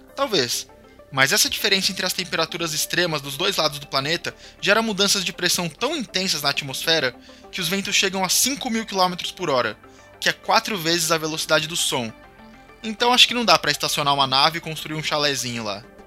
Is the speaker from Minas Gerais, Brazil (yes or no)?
no; São Paulo, Brazil; eu sou paulistano